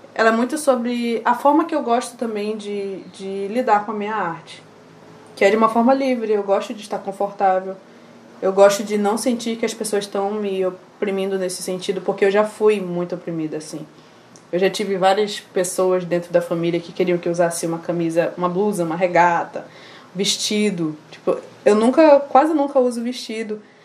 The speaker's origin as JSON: {"language": "Portuguese", "town": "Manaus", "region": "Amazonas", "country": "Brazil", "tie": "born or raised there", "also_born_or_lived": "Maués / Nova Olinda do Norte", "said": "E aí eu nasci lá, só nasci lá mesmo, passei três meses, vim para Manaus. Com os meus 11 anos, minha família foi enviada para o município de Nova Olinda do Norte"}